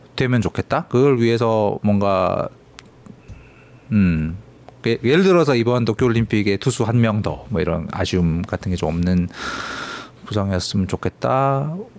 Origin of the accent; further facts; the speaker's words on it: Changwon, South Gyeongsang, South Korea; moved away; 사실 제 고향은 그 제가 고향을 떠나온 뒤로 너무 많이 바뀌어가지고.